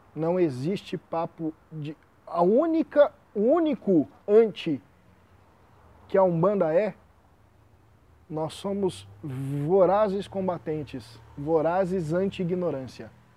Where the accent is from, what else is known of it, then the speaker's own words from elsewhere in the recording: Brazil; Eu, como brasileiro